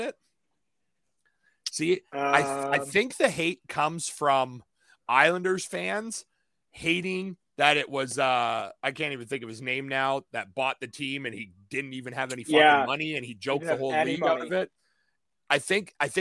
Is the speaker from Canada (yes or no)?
yes; Canada; I'm Canadian